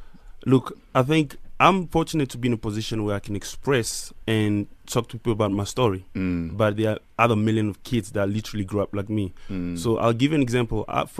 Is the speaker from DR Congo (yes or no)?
yes; DR Congo; Like, even how I grew up in Congo, so it's like …, …, and these guys.